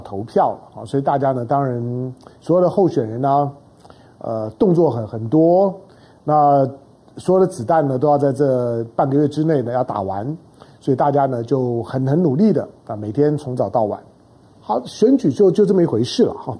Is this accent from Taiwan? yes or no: yes; Taiwan; 我们毕竟是土生土长于台湾啊